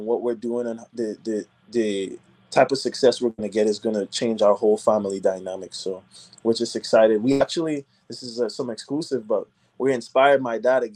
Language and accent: English; Nashville, Tennessee, United States; moved away as an adult; also born or lived in Trinidad and Tobago / Boston / Atlanta; now in Los Angeles, United States; I grew up in Nashville